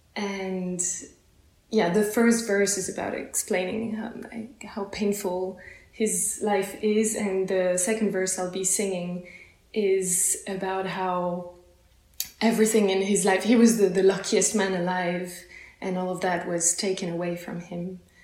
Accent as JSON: {"language": "English", "area": "close to Paris", "region": "Île-de-France", "country": "France", "moved": "yes", "lives_now": "Basel, Switzerland", "said": "I come from France, uh, close from close to Paris"}